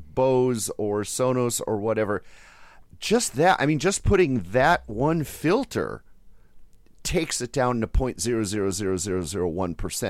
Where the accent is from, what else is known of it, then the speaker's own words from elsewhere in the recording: Wisconsin, United States; growing up in Wisconsin